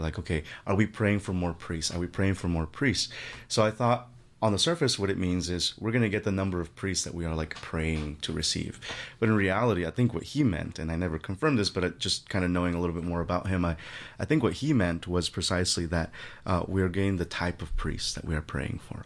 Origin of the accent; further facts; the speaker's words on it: Guerrero, Mexico; moved away; I'm originally from Mexico. My family is from Mexico, from a very remote part of Mexico in the southwestern curve of the, of the country, I call it. The state is Guerrero